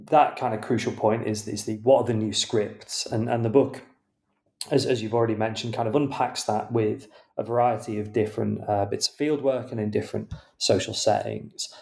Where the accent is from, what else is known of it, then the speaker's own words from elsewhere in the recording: United Kingdom; as a British reader